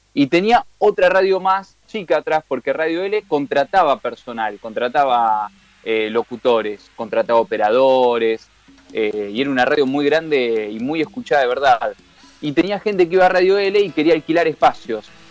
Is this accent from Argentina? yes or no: yes; Temperley, Buenos Aires Province, Argentina; soy de Loma de Zamora, de Temperley específicamente